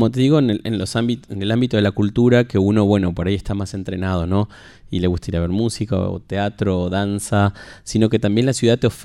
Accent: Rosario, Santa Fe, Argentina; moved away as an adult; now in Buenos Aires, Argentina; Bueno, hace 10 años que ando por Buenos Aires. 10 em, años ya. Yo soy rosarino y mm, me vine, si bien trabajé desde mis jóvenes comienzos, por ahí por el año 2000

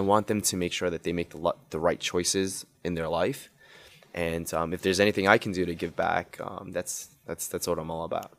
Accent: New York City, New York, United States; I grew up in Queens Woodside, oh. so I was born and raised all my life there.

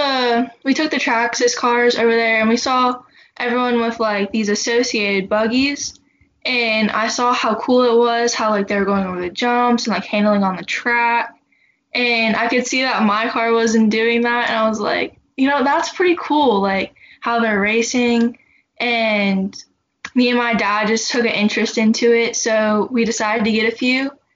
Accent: Stuart, Florida, United States; I'm from Stuart, Florida.

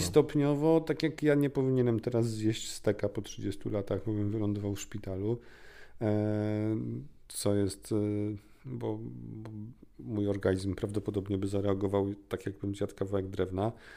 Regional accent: Warsaw, Masovian Voivodeship, Poland; ja jestem z Warszawy

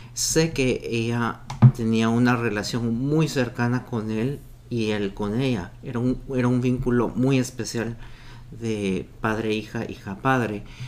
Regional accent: Guatemala; yo como guatemalteco

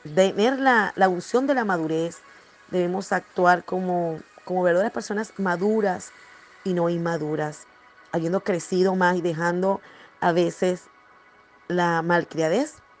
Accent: Ciudad Guayana, Bolívar, Venezuela; also born or lived in Margarita Island (family origin); estaba en Guayana, la ciudad donde yo nací, crecí

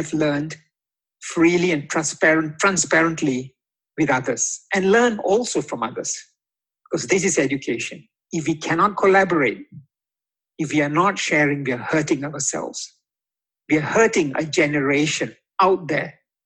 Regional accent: Singapore; also born or lived in Indonesia; As a Singaporean and a son of a humble doorman

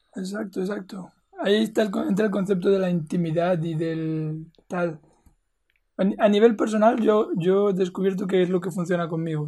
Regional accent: Spain; moved away; also born or lived in Colombia; yo crecí en España, ¿no? Por muchos años

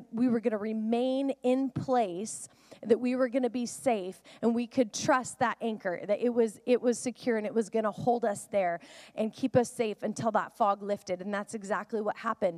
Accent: the Northwest, Pacific Northwest, United States; I grew up in the Northwest, and we would go out on a boat often

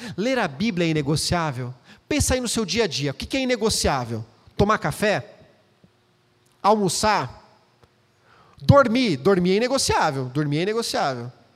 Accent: Campinas, São Paulo, Brazil; moved away as an adult; now in Valinhos, Brazil; voltamos para Campinas, onde eu nasci

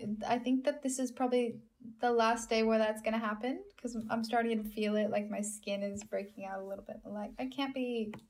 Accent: United States; moved away as an adult; I grew up in America and then have been living overseas for many years.

